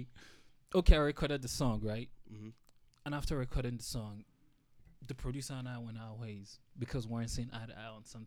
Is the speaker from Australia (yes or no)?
no; Nigeria; moved away; also born or lived in Atlanta; when we were growing up in Nigeria